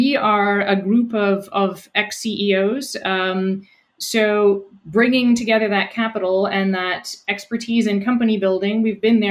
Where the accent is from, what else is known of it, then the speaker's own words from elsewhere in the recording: rural New Brunswick, Canada; moved away as an adult; also born or lived in Montreal / Netherlands; now in Halifax, Canada; I grew up in New Brunswick, in rural New Brunswick.